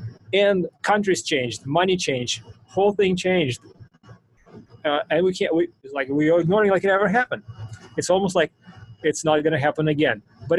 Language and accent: English; Russia; English is a second language; I grew up in the Soviet Union times, before democracy was, you know, so I'm very familiar with what it was like. Soviet Union, I grew up in the 80s, and that was the end of Soviet Union